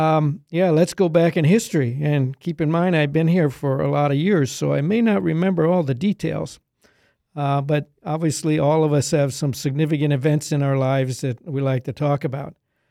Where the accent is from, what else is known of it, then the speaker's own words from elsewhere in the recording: Middletown, Pennsylvania, United States; I grew up in Pennsylvania near Middletown, which is between Harrisburg and Hershey, small farm there.